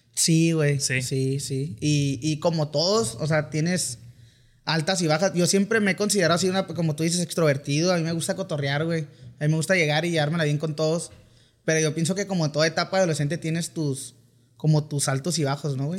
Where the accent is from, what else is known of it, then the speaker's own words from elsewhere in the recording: Mexicali, Baja California, Mexico; accent: Sinaloa; also born or lived in Culiacán, Sinaloa; soy nacido en Culiacán, pero la verdad me crié en Mexicali